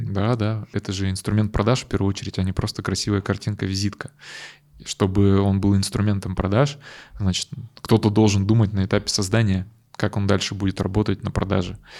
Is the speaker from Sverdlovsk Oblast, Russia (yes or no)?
yes; Yekaterinburg, Sverdlovsk Oblast, Russia; Мы родом из Екатеринбурга